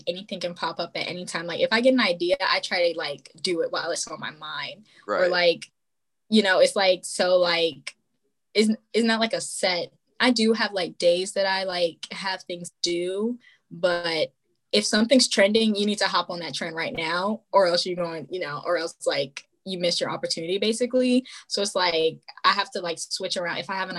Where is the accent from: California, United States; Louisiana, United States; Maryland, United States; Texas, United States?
Maryland, United States; whenever I say I'm from Maryland, they're like, oh, Baltimore.